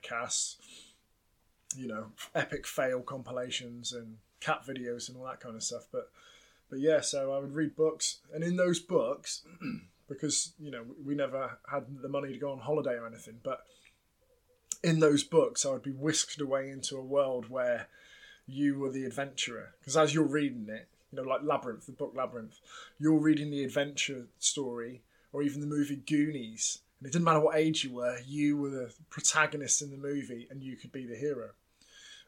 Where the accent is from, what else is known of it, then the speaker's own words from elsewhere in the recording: Plymouth, South West England, United Kingdom; I grew up in Plymouth, a big naval town.